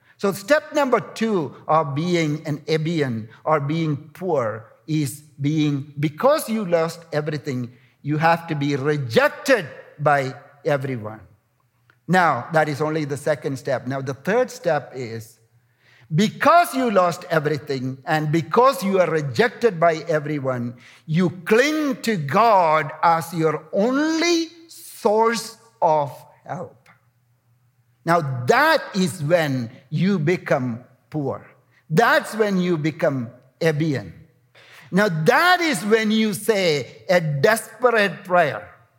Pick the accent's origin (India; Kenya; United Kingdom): India; You know, I'm coming from India, and some of the largest slums in the world are in India.